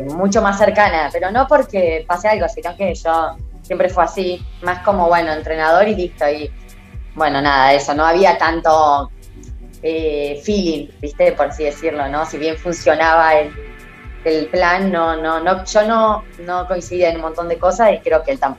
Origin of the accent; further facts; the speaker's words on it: Argentina; mirá, soy una atleta argentina